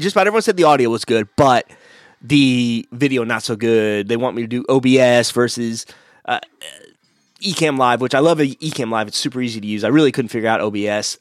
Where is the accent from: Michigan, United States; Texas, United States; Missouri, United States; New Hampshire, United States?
Missouri, United States; I'm from Missouri